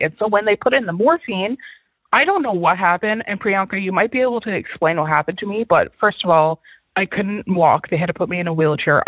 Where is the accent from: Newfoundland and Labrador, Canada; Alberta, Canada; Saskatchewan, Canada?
Newfoundland and Labrador, Canada; now in Vancouver, Canada; I live in Vancouver, Canada, but I am from Newfoundland, Canada.